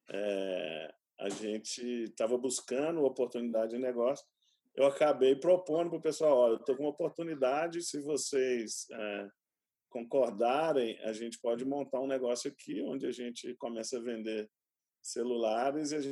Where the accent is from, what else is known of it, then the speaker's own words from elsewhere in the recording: São José dos Campos, São Paulo, Brazil; born there; Meu pai ele ele era um cientista empreendedor, ele trabalhava no INPE, eu nasci em São José dos Campos.